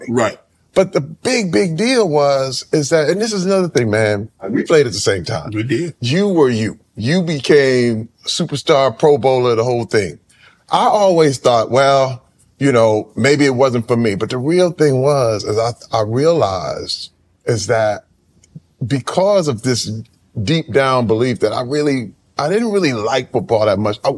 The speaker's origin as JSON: {"language": "English", "town": "Flint", "region": "Michigan", "country": "United States", "tie": "born or raised there", "said": "You know, uh, coming up in Flint, I always knew I wanted to be an entertainer."}